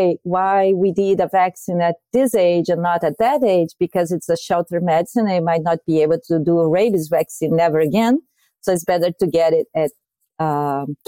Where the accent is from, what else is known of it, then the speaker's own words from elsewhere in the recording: Brazil; moved away as an adult; now in United States; I'm from Brazil